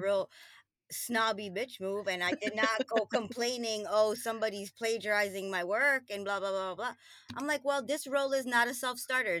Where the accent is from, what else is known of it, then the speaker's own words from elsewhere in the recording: New York, United States; moved away as an adult; also born or lived in Trinidad and Tobago; now in New Jersey, United States; I grew up in Queens, New York